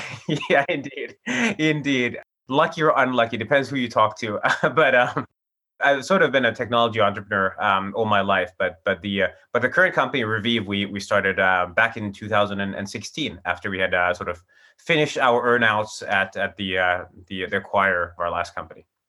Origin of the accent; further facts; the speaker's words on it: Finland; also born or lived in Chicago; I'm from Finland, and that's where I'm based today